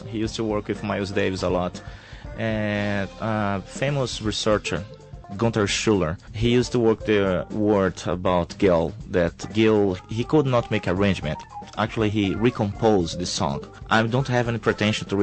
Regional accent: Brazil; moved away; I came from Brazil

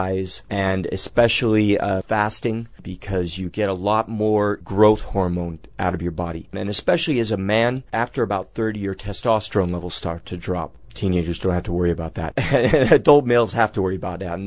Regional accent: United States; as an American teenager

